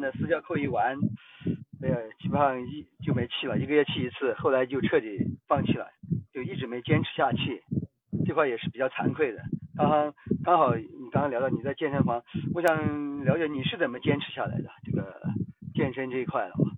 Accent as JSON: {"language": "Chinese", "region": "Guizhou", "country": "China", "said": "来自贵州"}